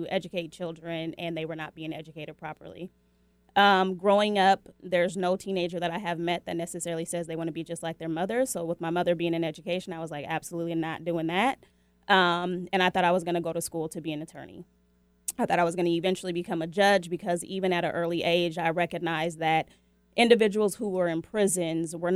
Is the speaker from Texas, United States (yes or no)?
no; Seattle, Washington, United States; I was born and raised in Seattle, Washington